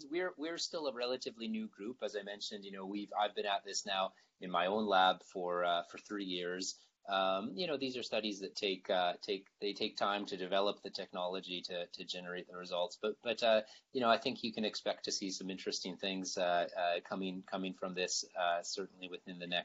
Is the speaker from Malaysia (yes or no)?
no; Canada; I think uh, as Canadian scientists, we always face the challenge of, of limiting funding